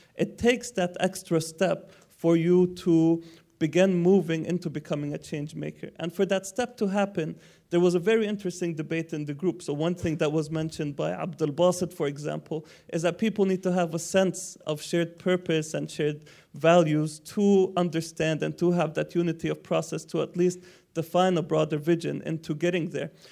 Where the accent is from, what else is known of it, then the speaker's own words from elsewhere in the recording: Palestine; I'm from Palestine